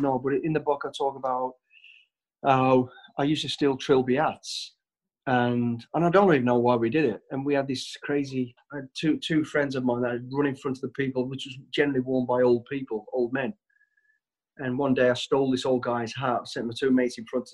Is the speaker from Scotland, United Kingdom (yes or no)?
no; Walsall, West Midlands, United Kingdom; I was born in Walsall, the West Midlands. We're a family of five kids, mum and dad as well. lived on a council estate.